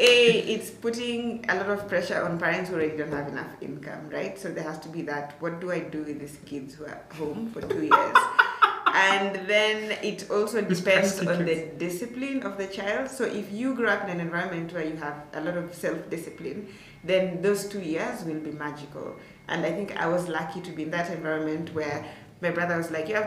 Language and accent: English; Turbo, Uasin Gishu County, Kenya; So I come from Turbo. Turbo is like maybe, depending on how fast you're driving, like maybe, let's say 20 to, I'd say like 30 to like 40 minutes from Eldoret town